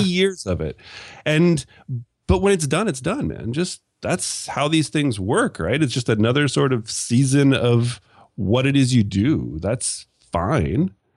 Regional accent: Canada; accent: Canadian; my sexy Canadian accent

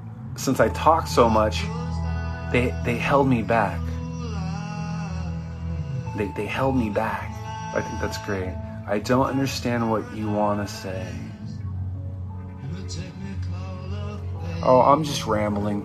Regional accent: Southern California, United States; also born or lived in Irvine; I'm from Southern California, where we have a lot of earthquakes

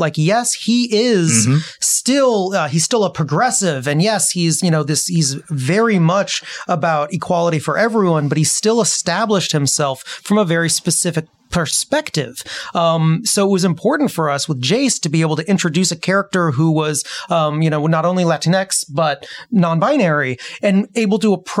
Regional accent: Seattle, Washington, United States; I'm from Seattle area

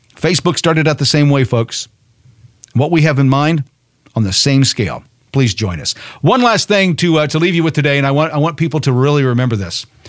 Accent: United States; as an American

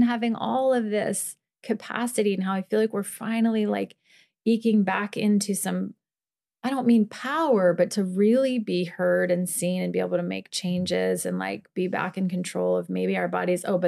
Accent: Midwest, United States; growing up in the Midwest in like a normal suburban family

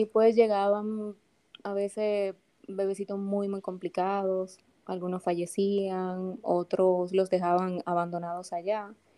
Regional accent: Santo Domingo, Distrito Nacional, Dominican Republic; Yo soy, como digo, dominicanita de pura cepa. Yo nací aquí en la ciudad de Santo Domingo, eh, un martes santo, dice mi mamá

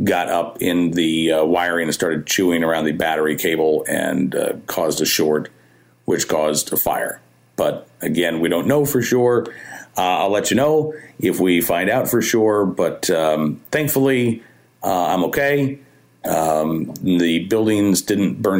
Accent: Oklahoma, United States; now in Central Virginia, United States; I grew up in Oklahoma

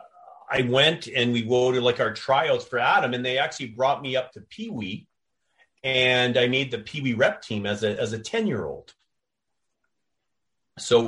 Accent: Victoria, British Columbia, Canada; also born or lived in Toronto, Ontario; I was born in Toronto, but when I was 8 years old, my family moved out to Victoria

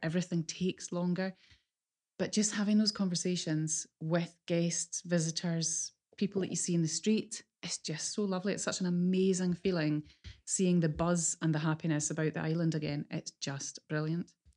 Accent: Islay, Scotland, United Kingdom; moved away as an adult; also born or lived in Glasgow; I I grew up in Isla, and we live and breathe whiskey in Isla

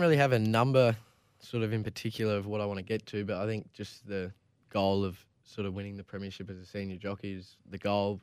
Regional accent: Gold Coast, Queensland, Australia; I grew up on the Gold Coast, so all my friends and that from school and that are all surfers

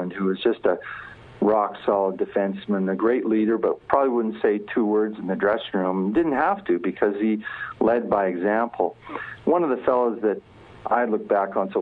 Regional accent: Edmonton, Alberta, Canada; I was from Edmonton. I was going to live in Edmonton for the rest of my life.

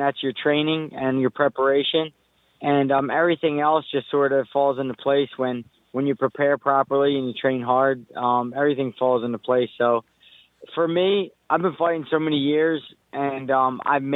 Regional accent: United States; I'm from America, and I'm American

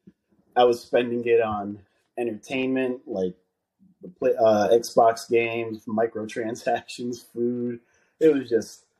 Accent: New Jersey, United States; I'm born and raised here in New Jersey.

